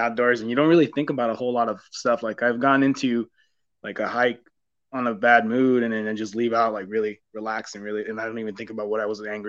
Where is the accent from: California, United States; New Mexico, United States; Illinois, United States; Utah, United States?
California, United States; now in Texas, United States; I'm actually from California, so I used to hike a lot there before I moved to Texas